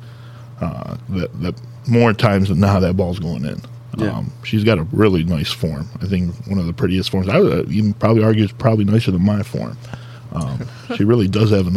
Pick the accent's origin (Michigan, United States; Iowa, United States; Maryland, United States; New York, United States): Michigan, United States; Dearborn; I grew up in East Dearborn, went to Fortson, played football at Fortson